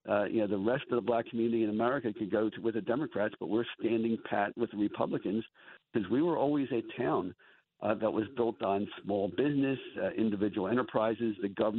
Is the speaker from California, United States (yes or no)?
no; Atlantic City, New Jersey, United States; I grew up in Atlantic City, grew up in the public schools, so I had many friends from high school where I was just one of a handful of the white kids in our junior high school